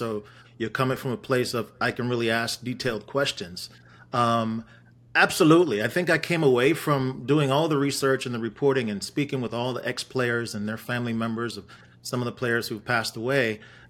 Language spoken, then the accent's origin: English; Wolverhampton, West Midlands, United Kingdom; born there; also born or lived in Jamaica; I was born in Wolverhampton to Jamaican parents. And I moved to Jamaica when